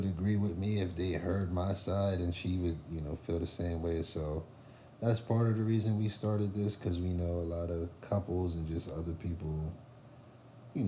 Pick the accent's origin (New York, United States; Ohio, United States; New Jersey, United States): New Jersey, United States; Trenton; also born or lived in Hamilton, New Jersey; I'm from Trenton and Hamilton.